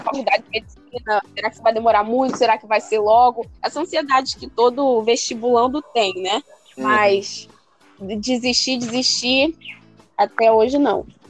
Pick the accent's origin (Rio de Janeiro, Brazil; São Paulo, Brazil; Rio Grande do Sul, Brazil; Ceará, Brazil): Rio de Janeiro, Brazil